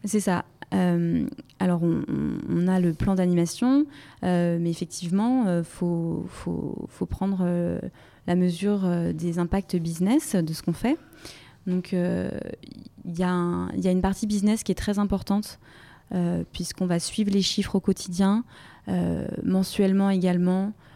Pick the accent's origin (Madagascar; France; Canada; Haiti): France; Brittany; moved away as an adult; now in Paris, France; je suis originaire de Bretagne